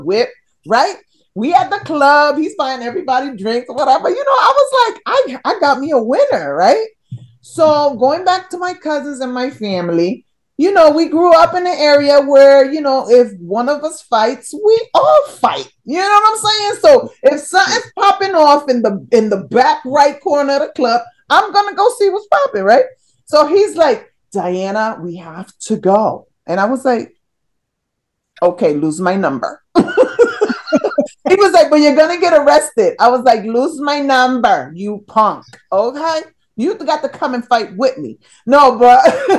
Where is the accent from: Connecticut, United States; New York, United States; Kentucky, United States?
Connecticut, United States; I'm from Connecticut, but it's close enough.